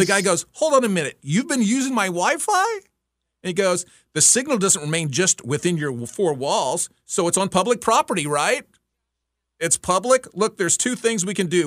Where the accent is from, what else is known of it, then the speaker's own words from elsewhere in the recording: Texas, United States; moved away; I grew up in Texas